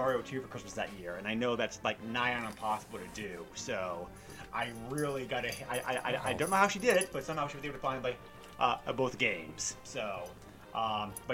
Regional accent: New Hampshire, United States; I grew up in New Hampshire, so you know, we kind of lived in the boonies.

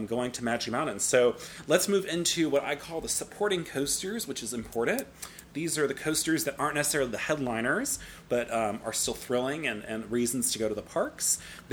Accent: California, United States; moved away; I'm from California originally

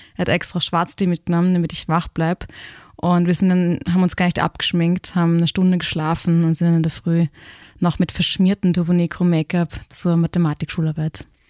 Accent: Graz, Styria, Austria; moved away as an adult; also born or lived in Berlin / Los Angeles; ich bin am Stadtrand von Graz aufgewachsen

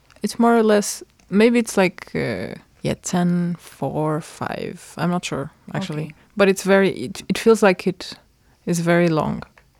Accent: near Braga, northern Portugal, Portugal; English is a second language; moved away as an adult; No, I'm not from Porto either. Like, if I would relate to another city, it would be Braga, because I'm from another, we call it district, but it's not district.

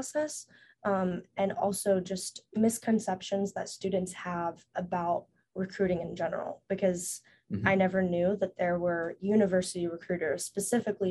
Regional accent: Knoxville, Tennessee, United States; moved away as an adult; also born or lived in China; now in Los Angeles, United States; I'm from Knoxville, Tennessee, but originally adopted from China

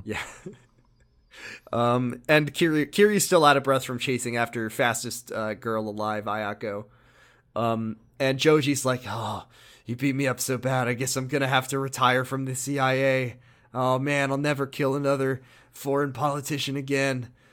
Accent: United States; We're American, too

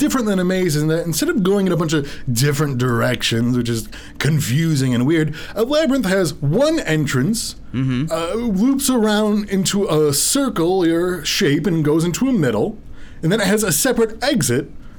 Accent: Birmingham, Michigan, United States; Well, I'm originally from Birmingham.

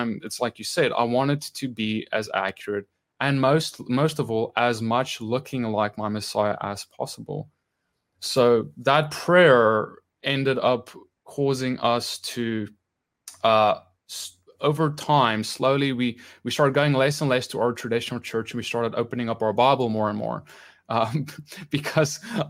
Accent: South Africa; born or raised there

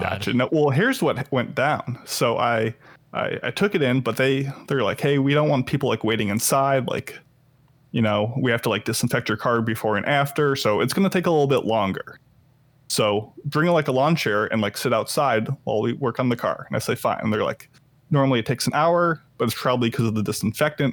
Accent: Illinois, United States; moved away; Illinois, which is where my hometown is

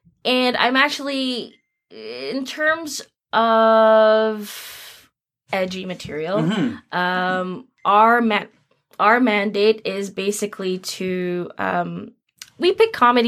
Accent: Philippines; Which I don't know, like as a Filipino artist, before I got together with the Titas and started focusing more on Philippine work

